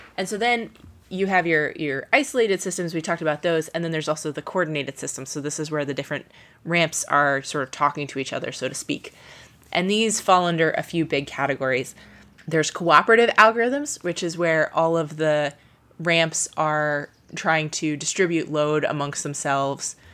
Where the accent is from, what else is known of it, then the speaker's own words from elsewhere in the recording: Ohio, United States; moved away; I grew up in Ohio